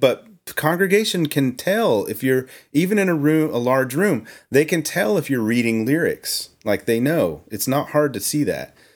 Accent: Oklahoma, United States; I grew up in Oklahoma

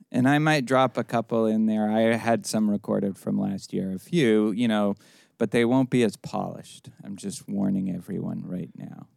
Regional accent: Boston, Massachusetts, United States; now in Houston, United States; the Boston Globe, my hometown paper

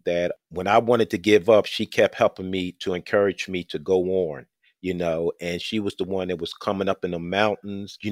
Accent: Philadelphia, Pennsylvania, United States; I grew up in Southwest Philly.

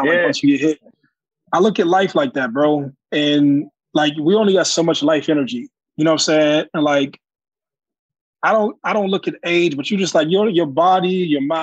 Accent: Youngstown, Ohio, United States; we probably service about 600 kids in Youngstown City Schools in my hometown.

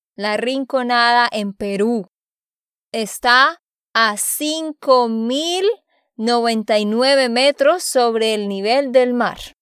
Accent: Santander, Colombia; de Santander, Colombia

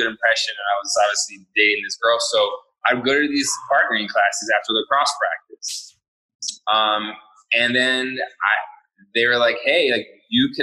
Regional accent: Ambler, Pennsylvania, United States; moved away as an adult; also born or lived in Cheltenham, Pennsylvania / Austin, Texas / Hawaii; we grew up in Cheltenham until I was about 10. And then we moved to Ambler

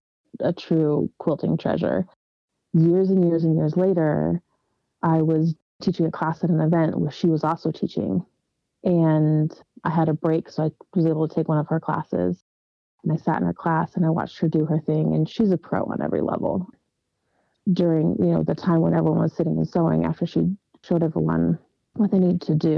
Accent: Ridgecrest, California, United States; first language Dutch; English is a second language; also born or lived in Netherlands / San Jose, California / Las Vegas, Nevada; now in San Diego, United States; a little desert town in Southern California called Ridgecrest

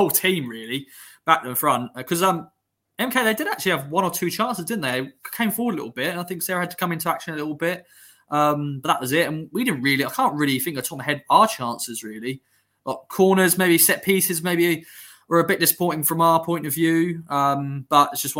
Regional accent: Suffolk, East of England, United Kingdom; accent: Suffolk; my Suffolk accent

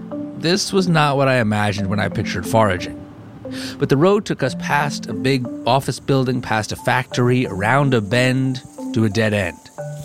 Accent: New Jersey, United States; moved away; where I grew up in New Jersey.

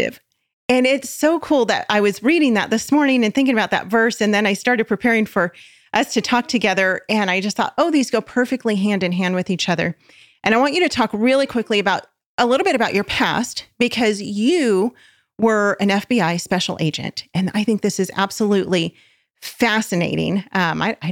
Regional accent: Southern California, United States; I am a SoCal girl through and through. I was born and raised in Southern California

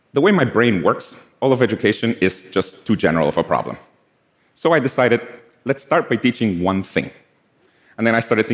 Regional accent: Guatemala; I'm from Guatemala

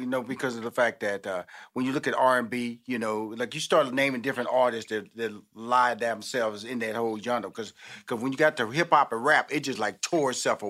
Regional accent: Houston, Texas, United States; You know, I'm from Houston, Texas. I have six sisters, two brothers

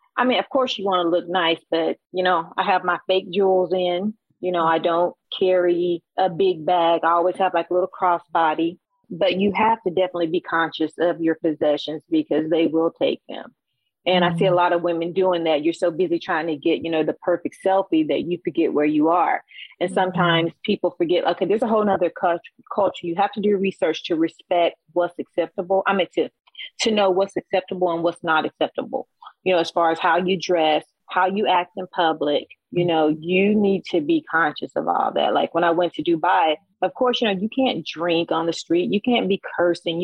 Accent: United States; I'm from the States.

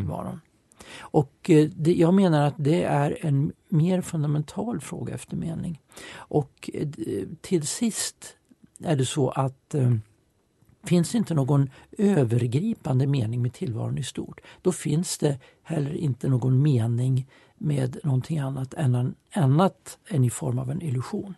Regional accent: Eskilstuna, Södermanland, Sweden; Jag växte upp i Eskilstuna, jag är född 1960

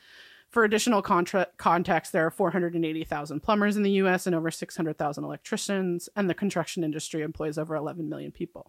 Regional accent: New York, United States; I grew up middle class in New York.

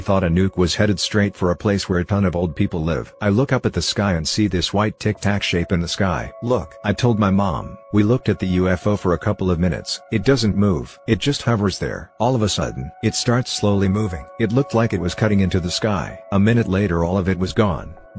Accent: Idaho, United States; this very strange old place I grew up way out in the Idaho mountains.

